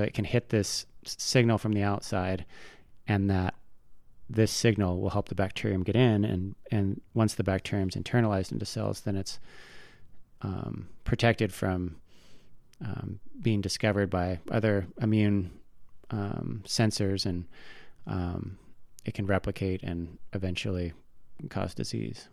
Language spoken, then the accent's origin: English; Tacoma, Washington, United States; now in Bitterroot Valley, Montana, United States; where I grew up in Tacoma, Washington, the big thing are these salt marshes